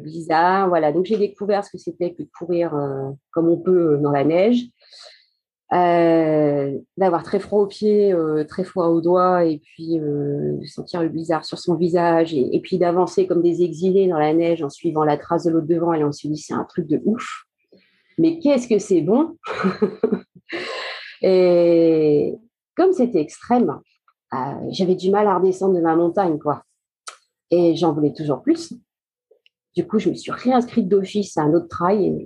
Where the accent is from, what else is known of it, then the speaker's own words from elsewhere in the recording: Château-du-Loir, Pays de la Loire, France; also born or lived in Fougères, Ille-et-Vilaine; je suis euh, née à Fougères, en Ille-et-Vilaine, et mes parents, pour des raisons professionnelles, sont venus s'installer dans la Sarthe. Donc voilà, après, j'ai fait toutes mes études à Château-du-Loir, collège, lycée